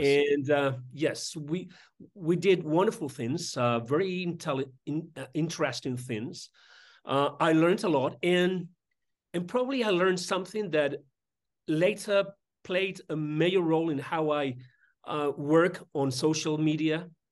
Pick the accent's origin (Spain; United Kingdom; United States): Spain; Madrid, Community of Madrid; I was born in Madrid and I was raised in Madrid.